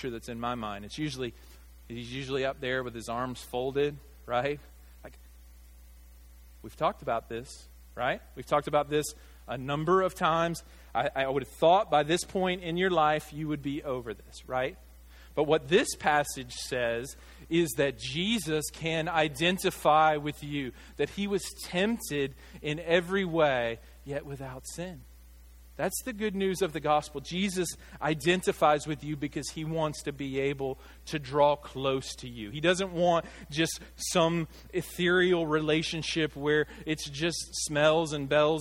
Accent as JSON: {"language": "English", "region": "Arkansas", "country": "United States", "tie": "born or raised there", "said": "I grew up here in Arkansas."}